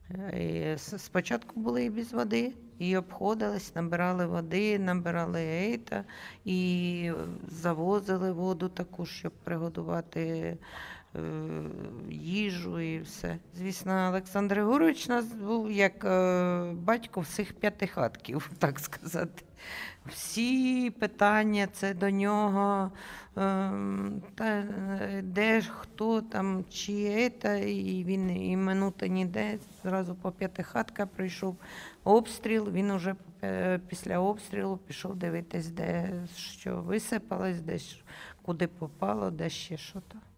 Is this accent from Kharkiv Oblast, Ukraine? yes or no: yes; Ruska Lozova, Kharkiv Oblast, Ukraine; Я з Руської Лозової вообще роблю в дитячому садку.